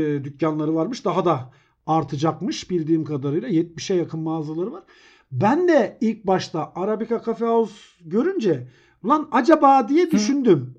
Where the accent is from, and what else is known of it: Elbistan, Kahramanmaraş, Turkey